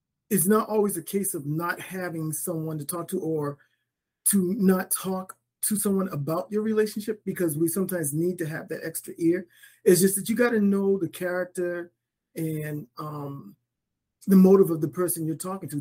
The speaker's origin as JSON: {"language": "English", "town": "Boston", "region": "Massachusetts", "country": "United States", "moved": "yes", "lives_now": "San Antonio, United States", "said": "I am originally from Boston, Massachusetts."}